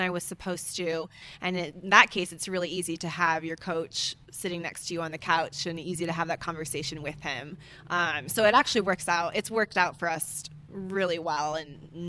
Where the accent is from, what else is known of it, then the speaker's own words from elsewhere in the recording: Hawaii, United States; moved away as an adult; now in Boulder, United States; I grew up in Hawaii, so I remember running around dirt tracks, barefoot